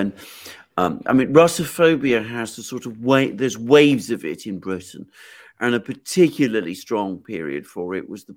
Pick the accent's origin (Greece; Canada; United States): Greece; now in United Kingdom; I'm something of an outsider in British terms, because obviously I'm from Greece.